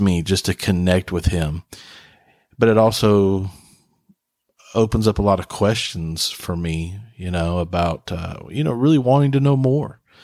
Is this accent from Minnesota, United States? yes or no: no; Huntington, West Virginia, United States; now in Sneads Ferry, United States; I'm from West Virginia, from Huntington, West Virginia